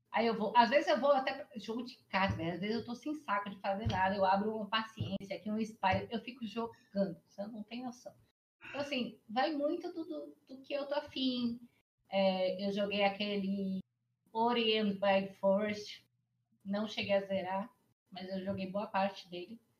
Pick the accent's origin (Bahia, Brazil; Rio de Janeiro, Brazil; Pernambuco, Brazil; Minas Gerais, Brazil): Bahia, Brazil; Salvador; also born or lived in Porto Seguro, Brazil; now in São Paulo, Brazil; Eu sou nascida em Salvador, criada uma parte em São Paulo, a outra parte em Salvador morei em Porto Seguro, voltei para Salvador